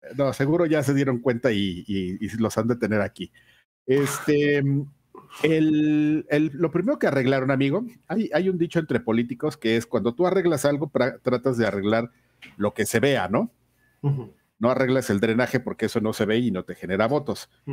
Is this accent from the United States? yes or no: no; Mexico; Yo soy un puro mexicano, nacido en esta tierra, en esta hermosa tierra, mi linda nación.